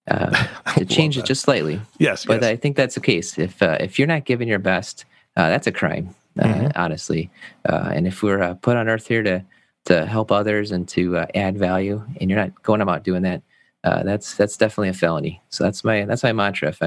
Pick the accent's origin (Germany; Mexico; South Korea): Germany; also born or lived in United States; I grew up in Germany. I was this is in college back. I was uh, going to school in Maryland. My dad was part of the army, and we moved back and forth